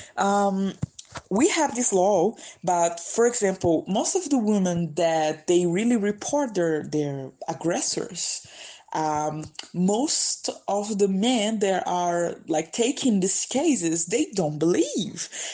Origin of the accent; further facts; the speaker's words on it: São Luís, Maranhão, Brazil; English is a second language; moved away as an adult; now in São Paulo, Brazil; my hometown, it's a beautiful island in the northeast of Brazil called São Luís